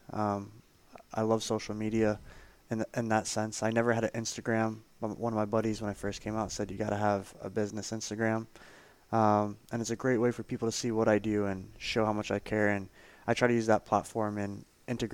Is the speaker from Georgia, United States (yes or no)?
no; Boca Raton, Florida, United States; I grew up in Boca del Rey